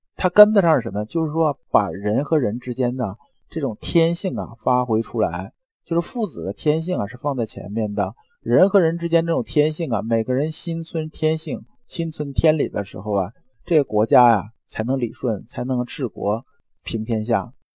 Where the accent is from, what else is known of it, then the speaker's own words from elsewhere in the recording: China; 我们中国人